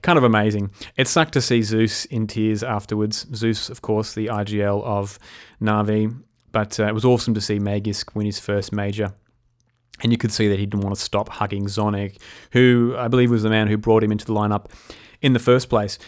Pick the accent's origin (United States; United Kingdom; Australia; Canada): Australia; Being an Aussie